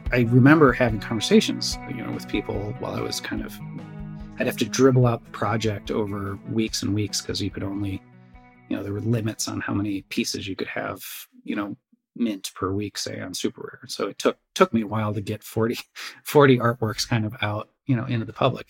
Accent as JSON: {"language": "English", "town": "Crystal Lake", "region": "Illinois", "country": "United States", "tie": "born or raised there", "said": "I grew up uh, suburbs of Chicago, uh, Crystal Lake, uh, Illinois. Um, lived there just my entire childhood"}